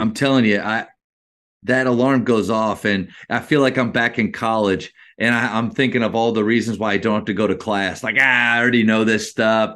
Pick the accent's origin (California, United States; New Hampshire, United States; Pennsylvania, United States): Pennsylvania, United States; Berwick; also born or lived in Dallas-Fort Worth, Texas; now in Dallas, United States; I'm actually from Pennsylvania, uh, two hours north of Philly. Uh, that's where I grew up.